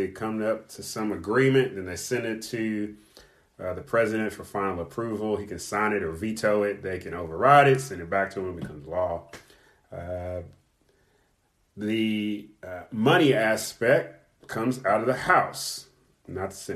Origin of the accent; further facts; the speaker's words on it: Kentucky, United States; moved away; also born or lived in California; the state of Kentucky, my home state